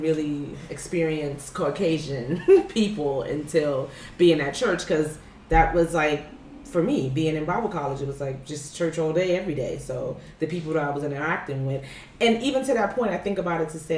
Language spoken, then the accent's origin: English; New York City, New York, United States; moved away as an adult; also born or lived in Tennessee; growing up in New York City, right? But I grew up in, I lived in Harlem